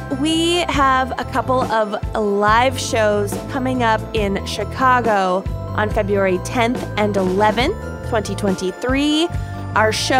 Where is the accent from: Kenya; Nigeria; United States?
Kenya; I'm proud. I'm Kenyan.